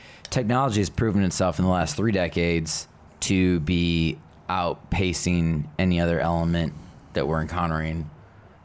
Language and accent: English; United States; as an American